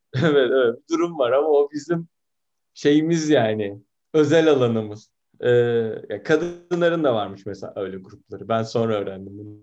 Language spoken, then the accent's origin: Turkish; Turkey; Ben bu konuda Türkiye standartlarında görece modern bir ailede büyüdüm.